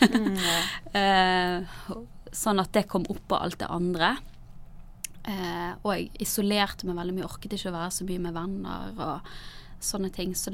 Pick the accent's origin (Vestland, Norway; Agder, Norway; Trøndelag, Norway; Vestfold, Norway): Vestland, Norway; Bergen; also born or lived in Narvik / Lista; Vi flyttet først fra Nord-Norge, i Narvik, til Lista på Sørlandet, og så til Bergen igjen da jeg begynte på ungdomsskolen. Så jeg har på en måte flyttet en del.